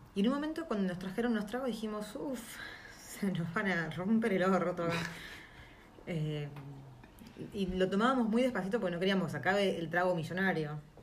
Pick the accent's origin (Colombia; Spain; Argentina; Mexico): Argentina; now in New Zealand; uno como argentino